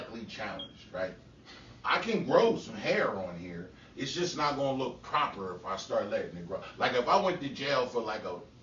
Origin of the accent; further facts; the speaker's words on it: Salem, New Jersey, United States; also born or lived in Chester; I'm from motherfucking Salem with ties to Chester and I'm deep-rooted in Salem County